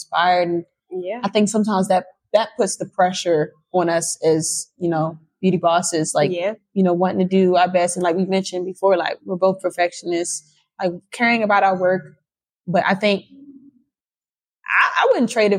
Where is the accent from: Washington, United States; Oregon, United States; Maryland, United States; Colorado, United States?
Maryland, United States; Baltimore; I'm from Baltimore. I'm from Baltimore